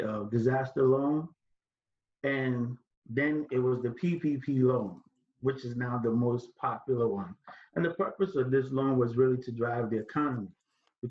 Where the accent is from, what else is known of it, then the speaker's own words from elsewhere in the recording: Ghana; now in New Jersey, United States; I'm originally from Ghana, West Africa.